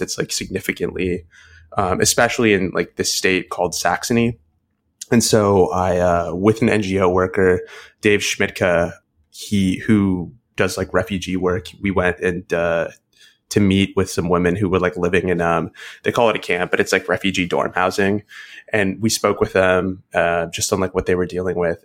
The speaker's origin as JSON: {"language": "English", "country": "United States", "said": "I'm American"}